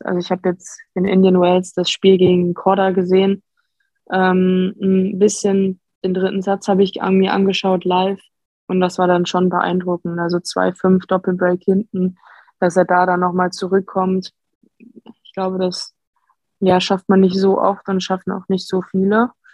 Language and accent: German; Dortmund, North Rhine-Westphalia, Germany; ich bin in Dortmund geboren